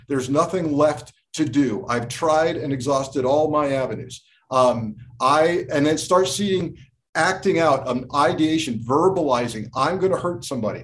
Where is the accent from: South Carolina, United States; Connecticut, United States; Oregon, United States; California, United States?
Connecticut, United States; also born or lived in Port Chester, New York; I grew up in Connecticut